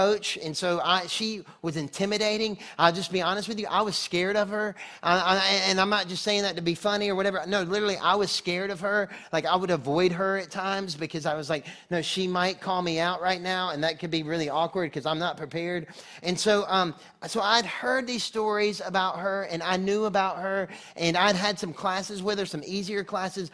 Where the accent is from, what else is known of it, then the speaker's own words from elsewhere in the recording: North Carolina, United States; moved away as an adult; also born or lived in Texas; I'm from North Carolina originally. I went to school in Texas